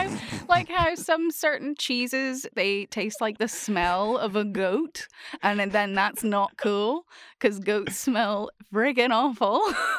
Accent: Bundaberg, Queensland, Australia; born there; I know where I was born. I was born in Bundaberg, which is always fun.

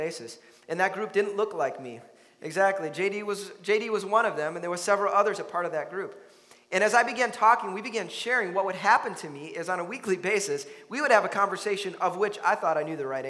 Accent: Chicago, Illinois, United States; now in Minnesota, United States; I grew up in Chicago, so there was plenty of diversity around me in my life

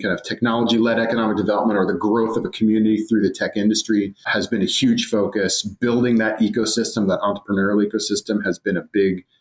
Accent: Seattle, Washington, United States; moved away as an adult; now in Miami, United States; I'm a Seattle native, born and raised.

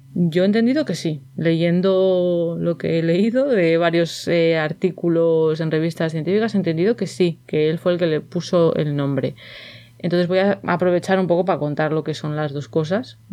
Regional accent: Valladolid, Castile and León, Spain; de Valladolid, que es de donde yo soy, de donde me crié

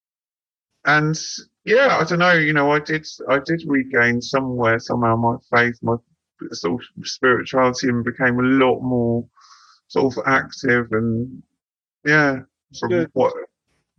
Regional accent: Devon and Cornwall, South West England, United Kingdom; Growing up around Devon and Cornwall, like that whole magical King Arthur kind of stuff

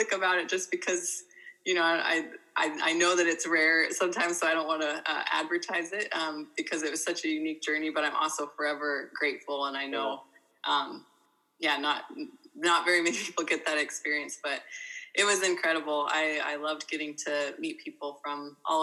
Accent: Guam; I grew up in Guam from middle school on, from eighth grade on.

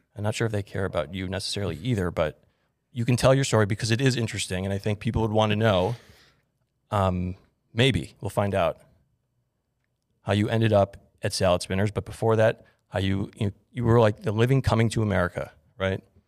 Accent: North Shore, Illinois, United States; I grew up in the North Shore.

